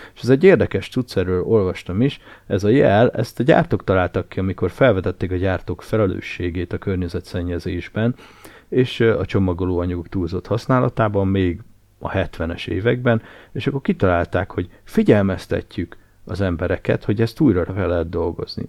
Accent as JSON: {"language": "Hungarian", "town": "Nagykanizsa", "region": "Zala", "country": "Hungary", "tie": "born or raised there", "said": "én Nagykanizsán nőttem fel nagy részt"}